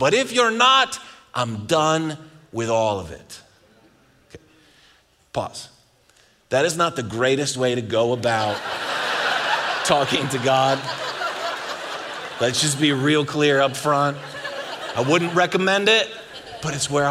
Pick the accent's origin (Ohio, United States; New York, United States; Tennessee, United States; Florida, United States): New York, United States; Buffalo; now in Texas, United States; I'm from Buffalo